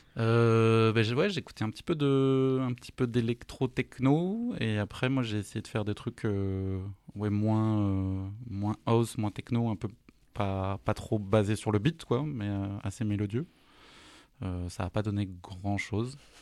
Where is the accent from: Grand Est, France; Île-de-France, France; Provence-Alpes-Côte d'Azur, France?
Grand Est, France; Alsace; je suis alsacien d'origine